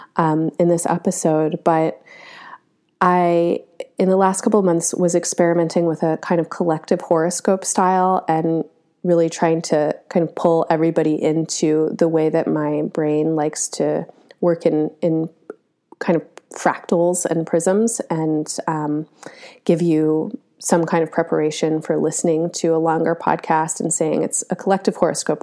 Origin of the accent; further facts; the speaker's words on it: United States; as an American who is pretty typically American